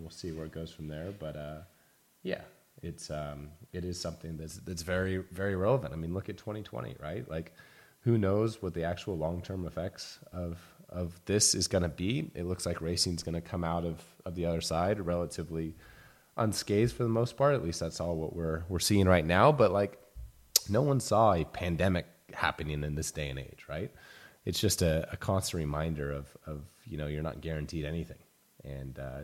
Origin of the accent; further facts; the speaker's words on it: United States; as an American kid